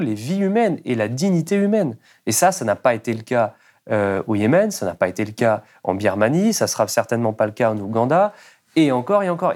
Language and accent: French; France; nous, en tant que Français, en tant que citoyens